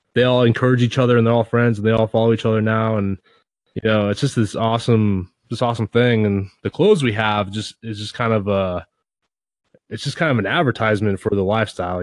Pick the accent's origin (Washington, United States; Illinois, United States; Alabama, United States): Washington, United States; near Seattle; I grew up near Seattle